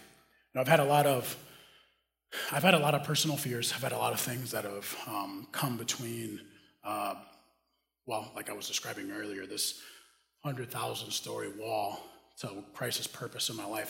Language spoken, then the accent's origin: English; Dominican Republic; moved away as an adult; also born or lived in Minneapolis, United States; now in United States; I grew up in the Dominican Republic